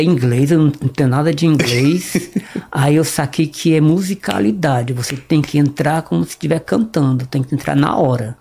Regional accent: Northeast Region, Brazil; accent: nordestino; moved away; also born or lived in Fortaleza; eu sou nordestino.

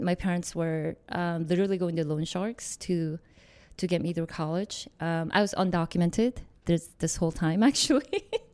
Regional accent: Seoul, South Korea; moved away; also born or lived in New York; I was born in Korea in Seoul

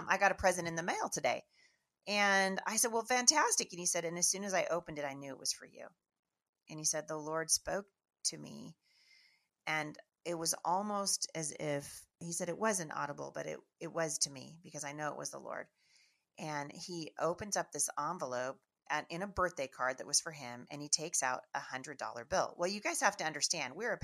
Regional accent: Washington, United States; we are from Washington State, never been in the South

